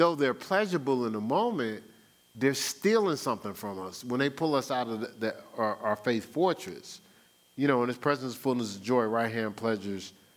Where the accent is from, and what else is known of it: New Jersey, United States; born or raised there; moved away as an adult; now in Columbus, United States